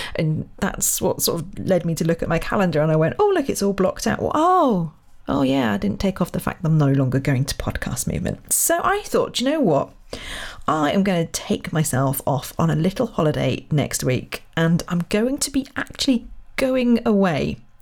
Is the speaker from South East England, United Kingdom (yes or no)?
yes; Royal Berkshire, South East England, United Kingdom; moved away; I'm from Royal Berkshire originally